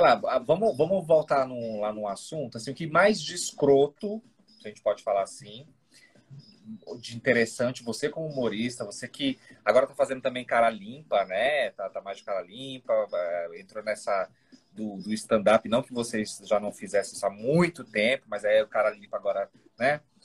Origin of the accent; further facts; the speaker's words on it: North Region, Brazil; Eu sou do Norte